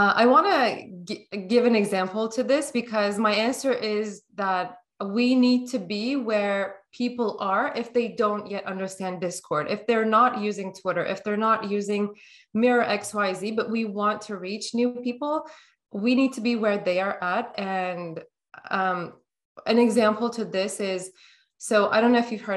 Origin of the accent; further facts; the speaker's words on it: Turkey; now in North America; Although I live in North America, things are more available to me than if I was living in my home country, which is Turkey